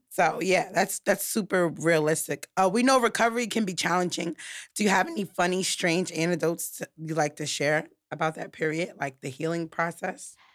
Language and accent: English; New York, United States; I'm from New York